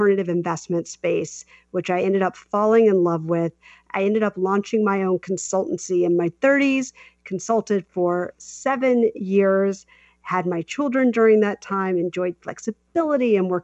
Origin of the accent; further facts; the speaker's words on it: South Carolina, United States; moved away; also born or lived in New York City; I'm from South Carolina.